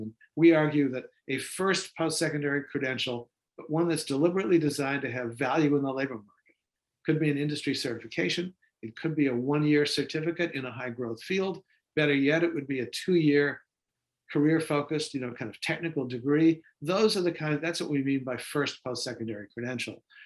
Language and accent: English; Boston, Massachusetts, United States; Boston, uh, my hometown